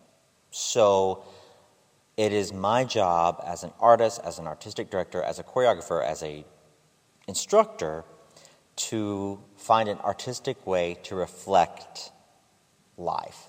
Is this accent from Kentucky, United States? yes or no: yes; Phyllis, Kentucky, United States; moved away; I'm actually from Eastern Kentucky, which is a very different culture than what I found in a metropolitan area. So I tell people I'm from Pikeville, Kentucky, but I'm actually 45 minutes deeper into the hollers.